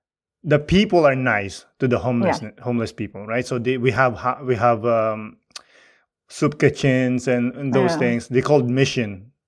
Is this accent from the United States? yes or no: no; Tanay, Calabarzon, Philippines; born or raised there; now in Montreal, Canada